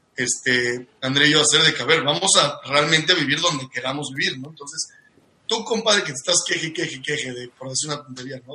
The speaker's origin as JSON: {"language": "Spanish", "country": "Mexico", "moved": "as an adult", "lives_now": "Sydney, Australia", "said": "como mexicanos estamos muy programados a vivir familiarmente donde nacimos"}